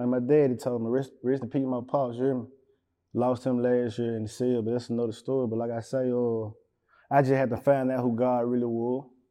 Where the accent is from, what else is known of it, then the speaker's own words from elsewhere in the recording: West Memphis, Arkansas, United States; I ain't never been outside my hometown.